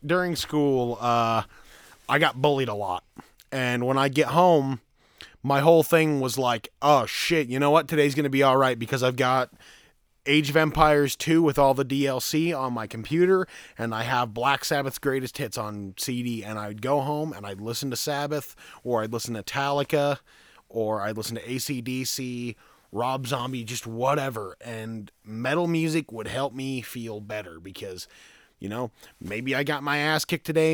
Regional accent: Green River, Utah, United States; Right here in this shit state of a town known as Green River, Utah.

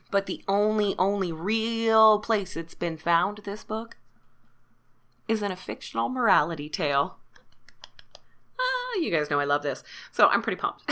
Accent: Canada; even though I am Canadian, um, my French is awful.

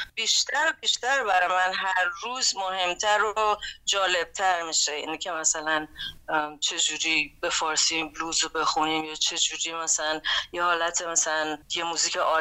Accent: Iran; moved away as an adult; now in New York, United States; من وقتی که از ایران اومدم بیرون و اینجا خب میدونی نیویورک هم یه جاییه که من اول اومدم

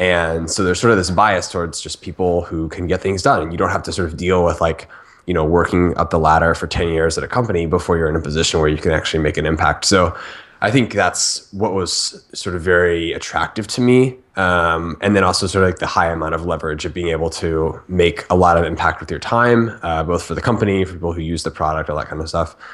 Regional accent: Orlando, Florida, United States; moved away as an adult; now in San Francisco, United States; I'm from Orlando, Florida. Uh, grew up there

